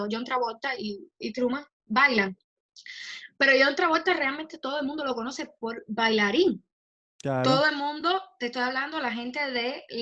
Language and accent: Spanish; Cuba; accent: Cuban; mal porque lo digo como acento cubano.